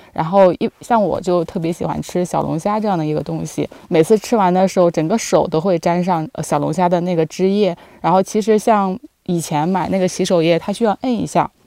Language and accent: Chinese; near the Yangtze River, Yangtze River area, China; now in Beijing, China; 其实我的老家是在长江附近，其实那边是非常的湿润的